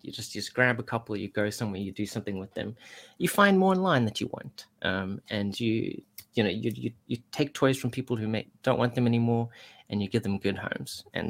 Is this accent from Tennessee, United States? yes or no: yes; Tennessee, United States; I was wrong about a lot of things, especially thinking you were British, but then I am from Tennessee.